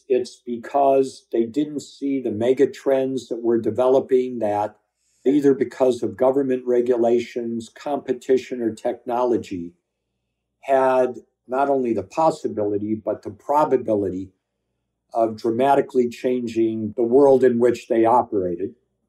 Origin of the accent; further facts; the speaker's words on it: California, United States; I was 21 from California. I had a pair of jeans on, some sneakers and a t-shirt.